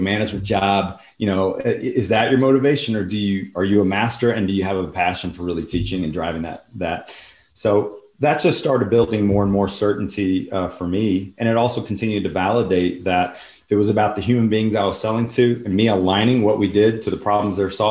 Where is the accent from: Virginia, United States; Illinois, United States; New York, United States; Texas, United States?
Texas, United States; Houston; my hometown of Houston